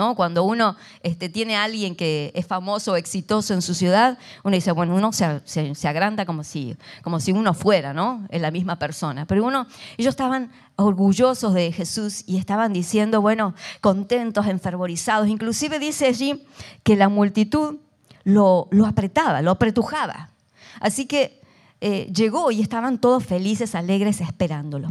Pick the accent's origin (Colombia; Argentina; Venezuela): Argentina; soy argentina